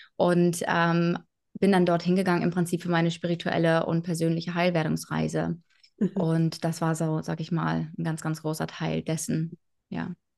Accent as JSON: {"language": "German", "area": "between Bremen and Hanover", "region": "Lower Saxony", "country": "Germany", "tie": "born or raised there", "also_born_or_lived": "Hamburg", "moved": "as an adult", "said": "groß geworden bin ich ähm, zwischen Bremen und Hannover in Niedersachsen"}